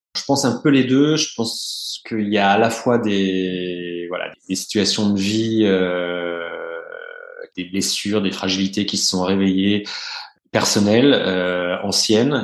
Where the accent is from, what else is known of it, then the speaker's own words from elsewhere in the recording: Burgundy, Bourgogne-Franche-Comté, France; je suis né, j'ai grandi en Bourgogne